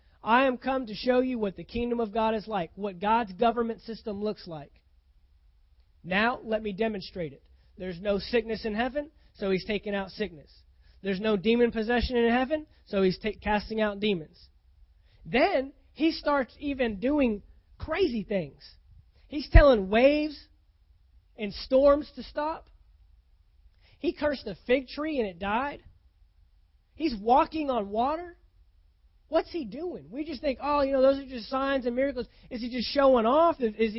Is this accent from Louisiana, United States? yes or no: no; Texas, United States; Now, I came from Texas. We get bad stuff there. Man, I've seen some tornadoes. I've seen them. I saw one that went right through the middle of downtown Fort Worth